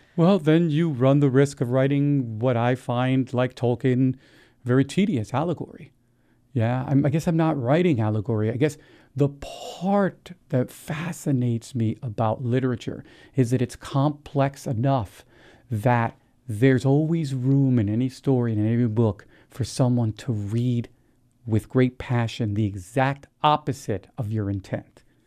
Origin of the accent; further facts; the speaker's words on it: New Jersey, United States; I grew up in New Jersey